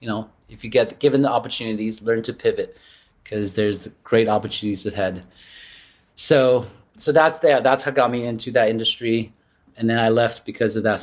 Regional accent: Taiwan; moved away; I grew up in Taiwan

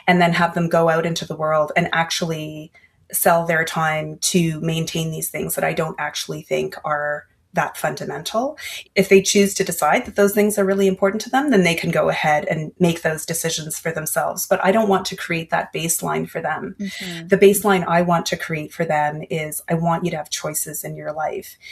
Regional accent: Canada; also born or lived in Asia; I was born in Asia and my father passed away when we were all very, very young. And so my mom was widowed at 35 and she had three kids. And then she came over to Canada

